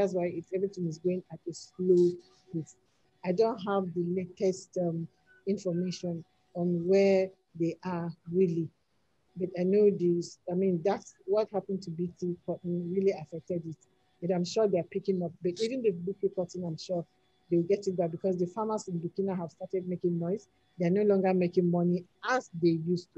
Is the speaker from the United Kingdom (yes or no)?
no; Nigeria